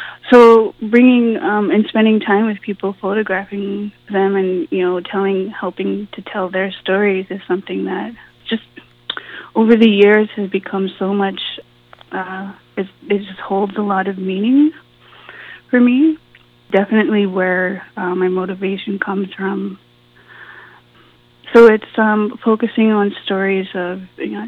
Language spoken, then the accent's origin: English; Kiwajing 37 First Nation, northwestern Ontario, Canada; I'm from the Kiwajing 37 First Nation in northwestern Ontario.